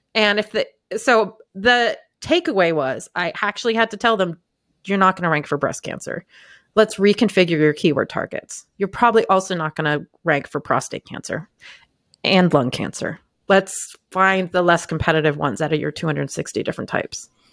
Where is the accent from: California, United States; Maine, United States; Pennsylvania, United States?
Maine, United States; I grew up in Maine